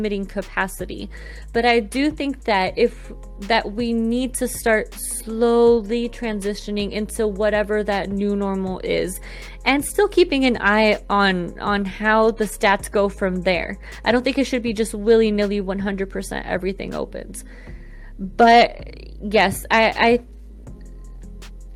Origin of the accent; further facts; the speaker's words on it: Colombia; moved away; my home country of Colombia